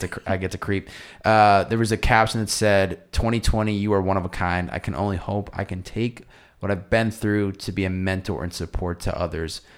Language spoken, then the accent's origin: English; East Coast, United States; now in Southern California, United States; I grew up on the East Coast